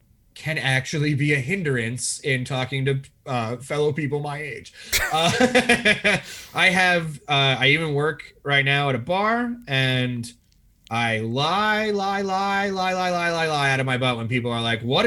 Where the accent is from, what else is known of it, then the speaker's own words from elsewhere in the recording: United States; I'm from America